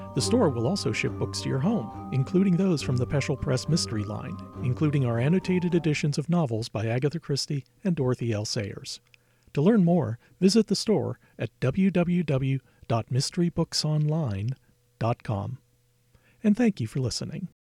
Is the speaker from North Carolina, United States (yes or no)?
yes; Charlotte, North Carolina, United States; I grew up in Charlotte, North Carolina